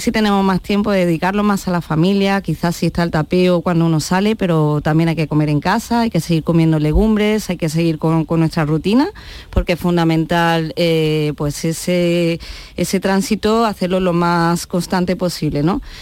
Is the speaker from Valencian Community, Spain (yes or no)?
no; Andalusia, Spain; somos andaluces, nos corre la sangre por las venas